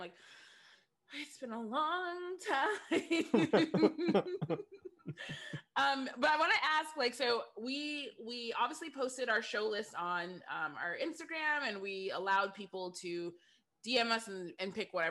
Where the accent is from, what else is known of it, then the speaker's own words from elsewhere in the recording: Lansing, Michigan, United States; now in Los Angeles, United States; she settled on Lansing, Michigan, where I wasn't born there, but that's where I grew up